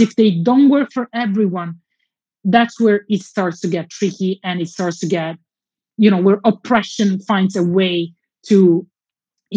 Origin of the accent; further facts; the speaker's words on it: Southern Italy, Italy; my hometown in southern Italy